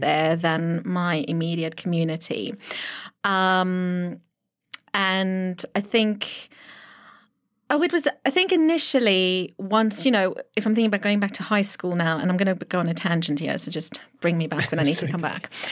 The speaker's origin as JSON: {"language": "English", "town": "Pretoria", "region": "Gauteng", "country": "South Africa", "tie": "born or raised there", "accent": "South African", "first_language": "Afrikaans", "second_language": "English", "moved": "as an adult", "lives_now": "United Kingdom", "said": "Born in South Africa, Pretoria, um, nineteen eighty-two"}